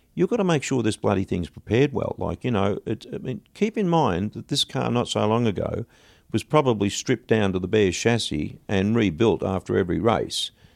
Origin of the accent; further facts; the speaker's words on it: Australia; moved away as an adult; also born or lived in London; we're from Australia